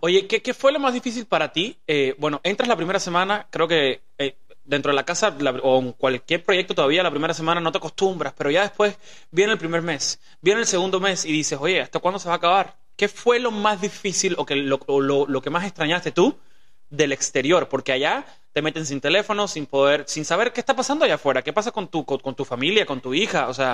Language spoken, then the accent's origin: Spanish; Cuba; moved away; also born or lived in Los Angeles / Mexico; nosotros venimos de Cuba, que es una vida súper difícil